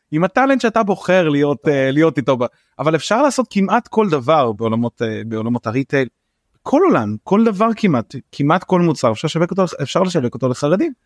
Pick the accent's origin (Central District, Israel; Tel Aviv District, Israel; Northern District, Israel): Tel Aviv District, Israel; Bnei Brak; born or raised there